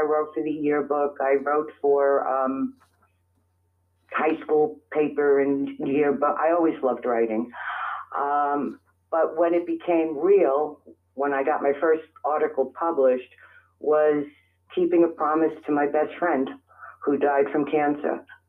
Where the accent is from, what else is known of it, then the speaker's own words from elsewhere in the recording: New York City, New York, United States; moved away as an adult; also born or lived in Middle Village, Queens; now in Staten Island, United States; I was born in the Bronx. Ooh. And I was raised in the Bronx.